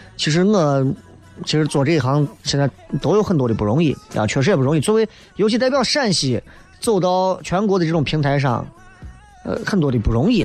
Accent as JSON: {"language": "Chinese", "town": "Xi'an", "region": "Shaanxi", "country": "China", "said": "我来自西安的"}